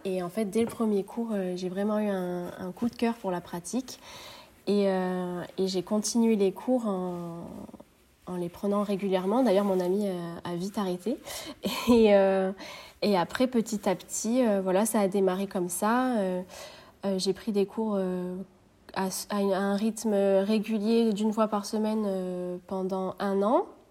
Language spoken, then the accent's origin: French; Marseille, Provence-Alpes-Côte d'Azur, France; moved away as an adult; now in Perpignan, France; J'ai quitté ma région natale euh, il y a maintenant deux ans. J'habitais à Marseille